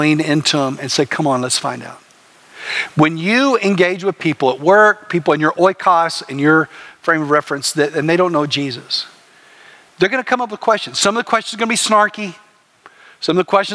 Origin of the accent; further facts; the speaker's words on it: Plainview, Texas, United States; I grew up in West Texas in a little place called Plainview